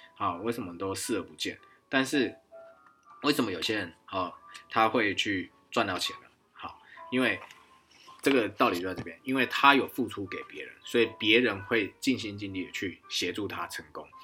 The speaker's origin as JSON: {"language": "Chinese", "country": "Taiwan", "also_born_or_lived": "Tianjin, China", "said": "以前在，啊，天津在汽车，啊，福特汽车销售公司，啊，当台干"}